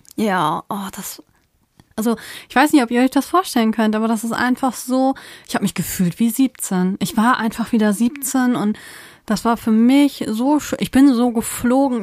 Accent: Germany; wir sind aus Deutschland.

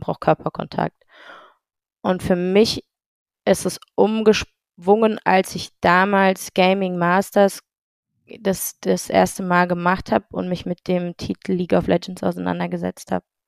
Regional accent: Heidelberg, Baden-Württemberg, Germany; Ich bin ein Heidelberger Urgewächs ähm, aus der kleinen, aber feinen Akademikerstadt

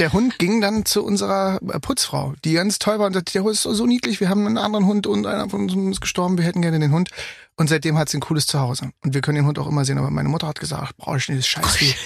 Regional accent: Germany; accent: German; ich bin Deutscher. Ne? bei dem Akzent

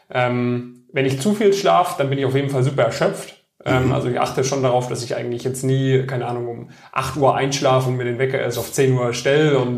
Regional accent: Metzingen, Baden-Württemberg, Germany; Stuttgart, genau, in, aus Metzingen.

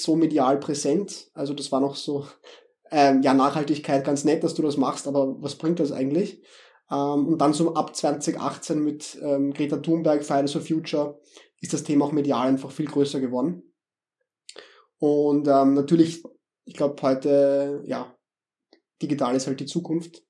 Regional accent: Vienna, Austria; accent: Viennese dialect; ich komme aus Wien, wie man vielleicht hört an meinem Dialekt

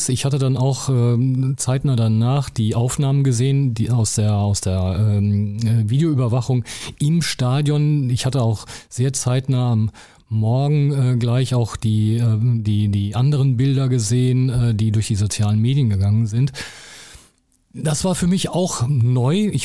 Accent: North Rhine-Westphalia, Germany; Ich bin ja eigentlich Westfale.

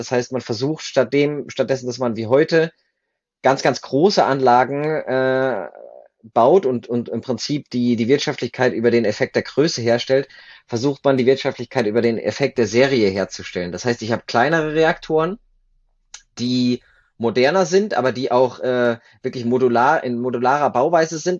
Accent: Germany; moved away as an adult; now in Switzerland; Ich komme ursprünglich aus Deutschland, bin aber 2011 in die Schweiz ausgewandert, damals für mein Studium der Nukleartechnik

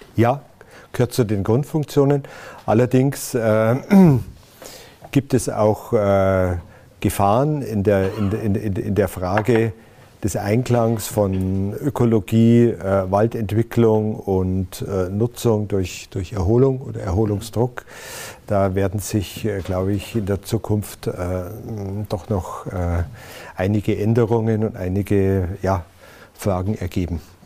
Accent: Berchtesgadener Land, Bavaria, Germany; also born or lived in Ludwigshafen am Rhein; Ich habe meine Kindheit oder Jugend verbracht in der Saarlacher Au, im Berchtesgadener Land

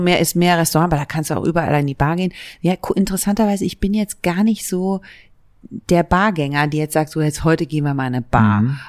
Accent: Berlin, Germany; also born or lived in Leipzig; ich bin in West-Berlin geboren und zwar im Südwesten von Berlin, fast an der Mauer. Da bin ich aufgewachsen

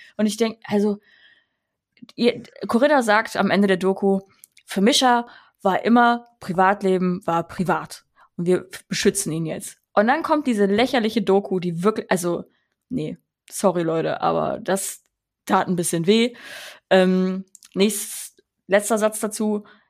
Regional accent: Rhineland, Germany; ich komme auch aus dem Rheinland. Ich bin im Rheinland aufgewachsen

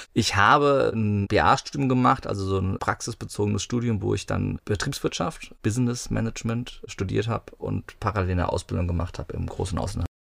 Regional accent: near Wiesbaden, Hesse, Germany; In der Nähe von Wiesbaden. Ich bin in Wiesbaden geboren. Das ist so die Großstadt, die es war, wenn es hieß, wir fahren heute in die Stadt oder so als Kind. Aber es war auf dem Dorf, also eine Viertelstunde von Wiesbaden

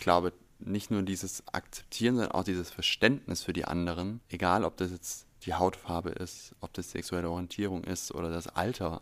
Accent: near Stuttgart, Baden-Württemberg, Germany; moved away as an adult; now in Berlin, Germany; ich komme aus der Nähe von Stuttgart, war da angestellt und bin ja jetzt hier seit 2020

